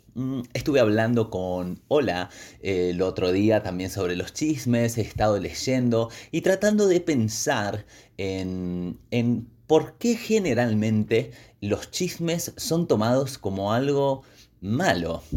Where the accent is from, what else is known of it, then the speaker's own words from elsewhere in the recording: Patagonia, Argentina; mi tierra